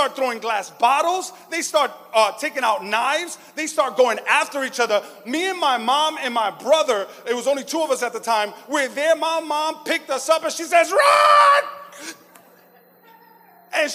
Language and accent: English; New York City, New York, United States; growing up in Flatbush, Brooklyn, my family and I, we at one time had to run for our lives.